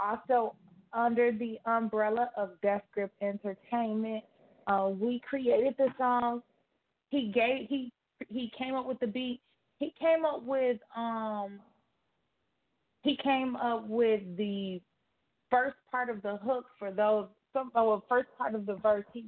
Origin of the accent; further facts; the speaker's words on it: Chicago, Illinois, United States; That is where I'm from, the Chicago nightlife